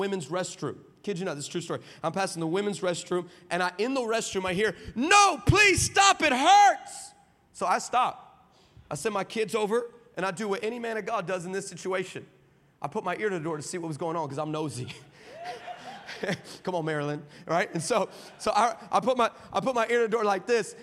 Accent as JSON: {"language": "English", "town": "El Paso", "region": "Texas", "country": "United States", "said": "I'm from El Paso"}